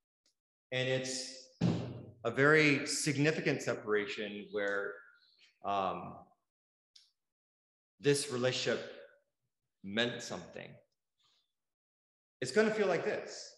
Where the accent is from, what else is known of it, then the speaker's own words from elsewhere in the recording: Bay Area, California, United States; now in Southern California, United States; Even though I grew up in the Bay Area, that was like kind of like my hometown.